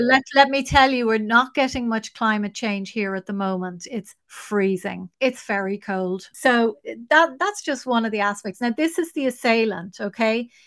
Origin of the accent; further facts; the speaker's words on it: Ireland; we are the nation that has fallen the furthest.